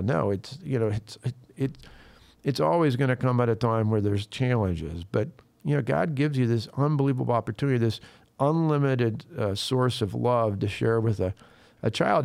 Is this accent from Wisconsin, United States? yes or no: yes; Wisconsin, United States; people in Wisconsin, in my home state